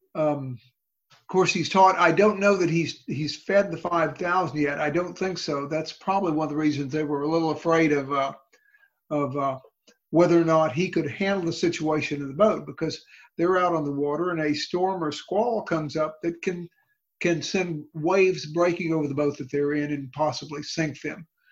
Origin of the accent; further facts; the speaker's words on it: Houston, Texas, United States; I grew up in the Heights in the city of Houston